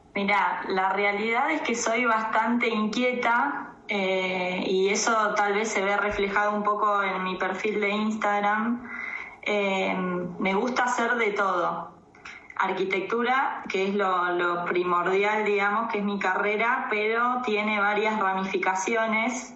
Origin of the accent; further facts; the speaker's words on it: Tandil, Buenos Aires Province, Argentina; moved away as an adult; also born or lived in La Plata; now in Esquel, Argentina; nací en La Plata y toda mi crianza fue en Tandil